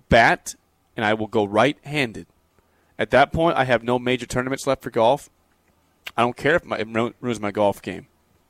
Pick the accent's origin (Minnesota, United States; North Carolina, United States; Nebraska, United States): Nebraska, United States; Beatrice; in Beatrice. Shout out to the Pistol. Shout out to the Beatrice Country Club, one of the best courses in the state, in my hometown.